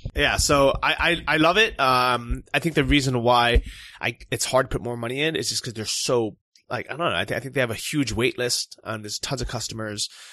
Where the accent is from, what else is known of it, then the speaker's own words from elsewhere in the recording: California, United States; moved away; I'm from California